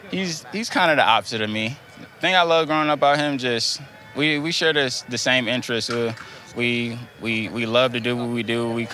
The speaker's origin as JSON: {"language": "English", "town": "Newport News", "region": "Virginia", "country": "United States", "said": "I'm originally from Newport News, Virginia. You know, we were just bouncing around from place to place, time to time."}